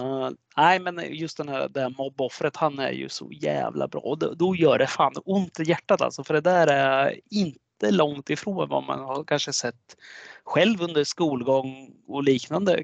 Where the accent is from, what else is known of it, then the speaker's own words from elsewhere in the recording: Sweden; vi svenskar